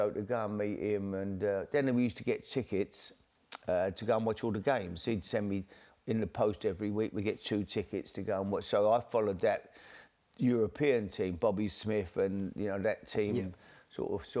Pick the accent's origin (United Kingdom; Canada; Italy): United Kingdom; London; It was a great place, you know, for me growing up. The East End of London was fantastic